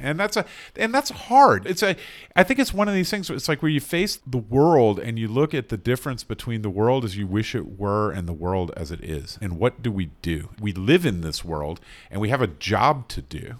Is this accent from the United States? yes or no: yes; North Carolina, United States; I'm from North Carolina.